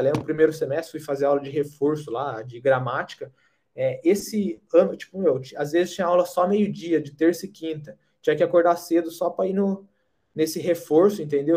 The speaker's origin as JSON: {"language": "Portuguese", "country": "Brazil", "moved": "as an adult", "said": "a gente é do Brasil"}